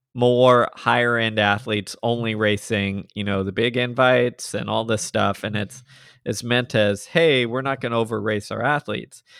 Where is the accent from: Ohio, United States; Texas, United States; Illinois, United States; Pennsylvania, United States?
Texas, United States; I'm from Texas